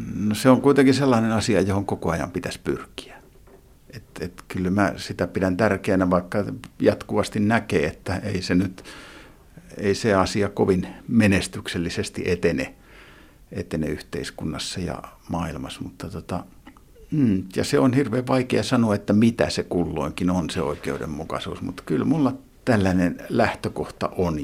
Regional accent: Lahti, Päijät-Häme, Finland; Mä vietin lapsuuteni, lapsuuteni täällä Lahdessa

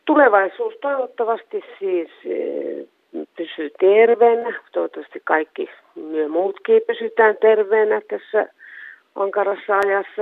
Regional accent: Suomussalmi, Kainuu, Finland; also born or lived in Kuhmo / Kajaani; Suomussalmellahan mä oon syntynyt Suomussalmen kunnassa ja Suomussalmella oppinut lukemaan

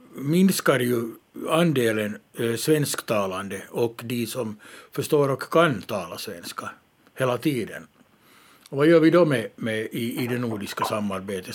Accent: Ostrobothnia, Finland; jag är uppvuxen i Österbotten

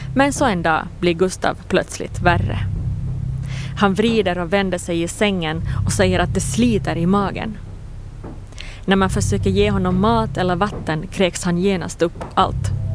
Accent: Jakobstad, Ostrobothnia, Finland; på gården där jag växte upp, i Pirilö utanför Jakobstad

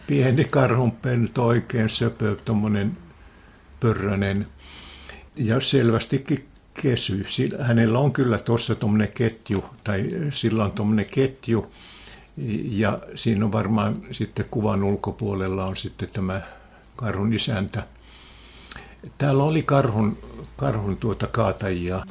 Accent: Heinävesi, North Karelia, Finland; Minä synnyin siellä

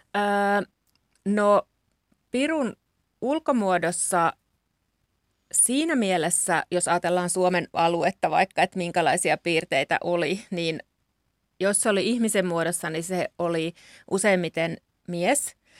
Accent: Central Finland, Finland; mä oon esimerkiksi kotoisin Keski-Suomesta

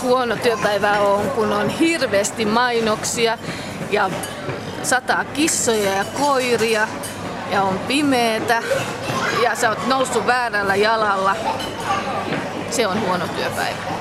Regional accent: Loviisa, Uusimaa, Finland; moved away as an adult; also born or lived in Vantaa; now in Loviisa, Finland; Olen kotoisin äh, Pernajasta, nykyisin Lovisa, mutta olen asunut Vantaalla 20 vuotta

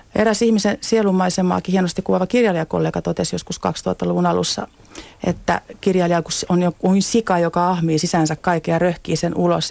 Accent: Rauma, Satakunta, Finland; also born or lived in Pori; satakuntalaisissa kasvatuksessa, mistä olen itse kotoisin syntynyt Porissa ja kasvanut Raumalla

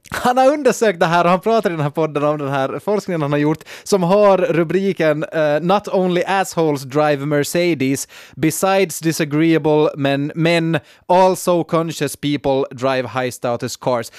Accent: Nykarleby, Ostrobothnia, Finland; jag kommer från Nykabi, jag är en enkel man

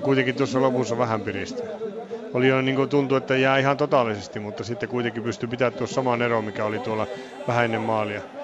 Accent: Finland; meille tärkeää suomalaisille

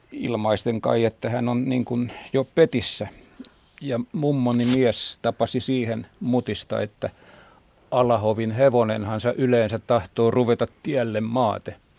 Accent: Kotka, Kymenlaakso, Finland; Minä olen Karhulasta kotoisin, niin kuin oli mummonikin

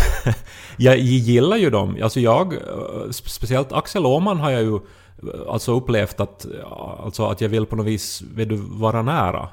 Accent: Esse, Ostrobothnia, Finland; moved away as an adult; Essi, min hemby i som jag bodde i 20 år ändå

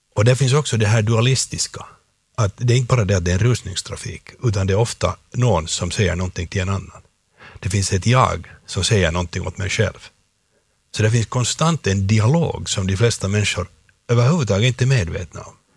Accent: Finland; jag är en finlandssvensk eh, skådespelare

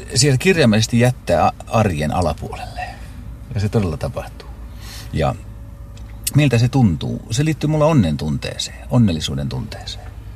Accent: Pori, Satakunta, Finland; Mä olen syntynyt Porissa Jaakontiellä osoitteessa ja Jaakontien osoite on Porin kiitotien jatkeella.

